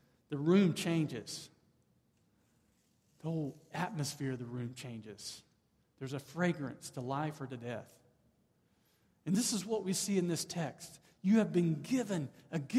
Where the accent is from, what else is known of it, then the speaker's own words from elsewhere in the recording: the South, United States; moved away; I grew up in the South. I'm now back in the South.